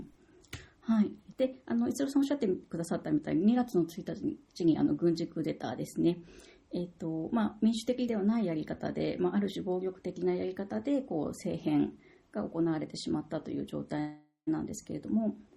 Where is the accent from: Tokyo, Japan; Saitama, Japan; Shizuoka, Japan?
Tokyo, Japan; moved away as an adult; also born or lived in Myanmar; now in Niigata, Japan; 出身は東京なので東京の大学院通っていた